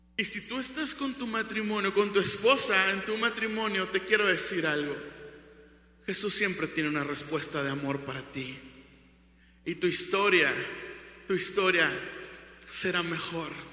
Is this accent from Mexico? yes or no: yes; Ciudad Victoria, Tamaulipas, Mexico; Soy de Ciudad Victoria, de Tamaulipas, 523 kilómetros de aquí.